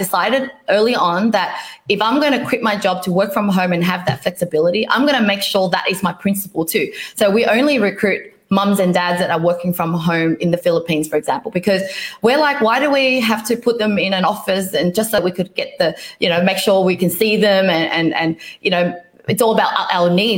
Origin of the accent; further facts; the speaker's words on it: Vietnam; moved away; I was born in Vietnam